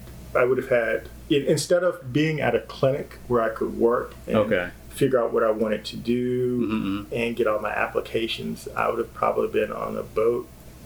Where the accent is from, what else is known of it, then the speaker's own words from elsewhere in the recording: Norfolk, Virginia, United States; I'm from Norfolk.